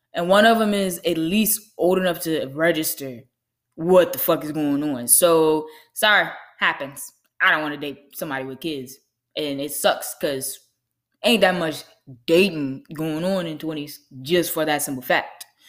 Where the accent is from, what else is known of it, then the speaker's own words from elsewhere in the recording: Lynchburg, Virginia, United States; I'm from Lynchburg, Virginia